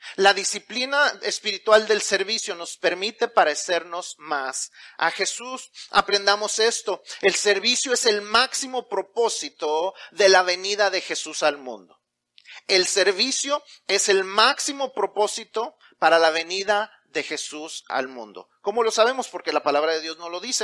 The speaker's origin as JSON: {"language": "Spanish", "country": "Mexico", "said": "Y si ya no solamente somos mexicanos, sino que somos cristianos"}